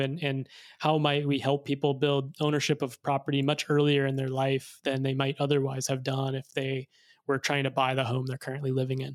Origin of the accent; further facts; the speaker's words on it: Arkansas, United States; I grew up in Arkansas